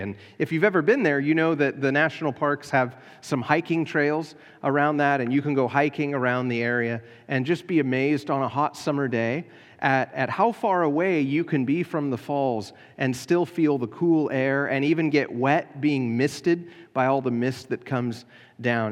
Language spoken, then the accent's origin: English; United States; as American Christians